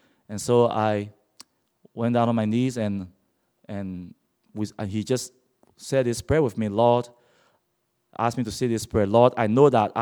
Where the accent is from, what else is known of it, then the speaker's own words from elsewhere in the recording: Liberia; also born or lived in Monrovia, Liberia; I come from Liberia, which is located on the west coast of Africa. I was born blind and was raised in a Muslim family